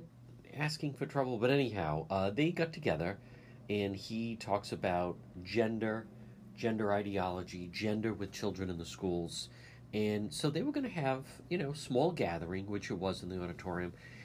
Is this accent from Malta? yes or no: no; Cranston, Rhode Island, United States; my library growing up in Edgewood